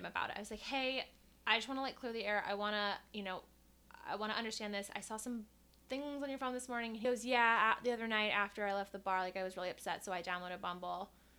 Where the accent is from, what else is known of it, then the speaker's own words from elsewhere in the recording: Columbus, Ohio, United States; moved away as an adult; Born and raised in Columbus, Ohio. Moved here almost 3 years ago.